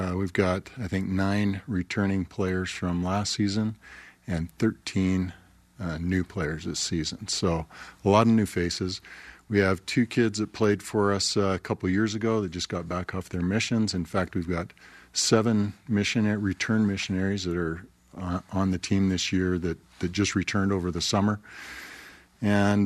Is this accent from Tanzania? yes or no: no; Calgary, Alberta, Canada; now in Utah, United States; I was born and raised in Canada, Calgary, and played as a young man there